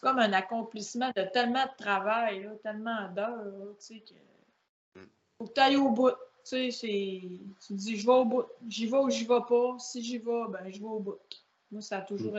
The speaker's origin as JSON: {"language": "French", "town": "La Baie", "region": "Quebec", "country": "Canada", "said": "Moi, je viens de grande baie"}